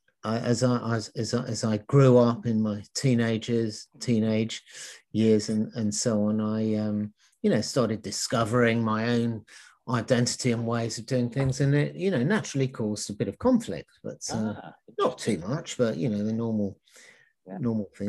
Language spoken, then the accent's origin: English; London, United Kingdom; I was brought up in London